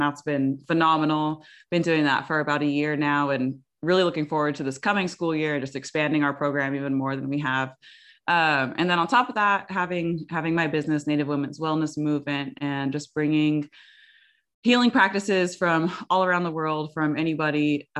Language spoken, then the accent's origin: English; Oregon, United States; But yeah, I'm from the Umatilla Indian Reservation.